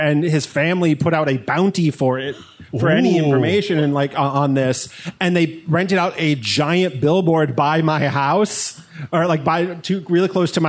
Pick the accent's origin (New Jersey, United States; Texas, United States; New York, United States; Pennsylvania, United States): Pennsylvania, United States; Stroudsburg; The town I grew up in specifically is Stroudsburg.